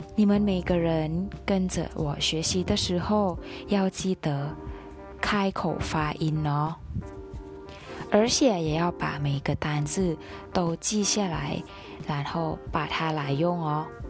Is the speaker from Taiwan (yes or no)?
no; Thailand; 我们泰国人